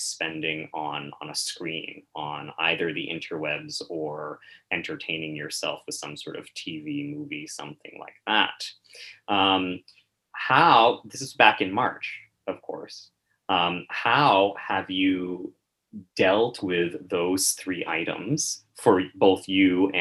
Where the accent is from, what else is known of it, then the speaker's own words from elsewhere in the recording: Maine, United States; I am from Maine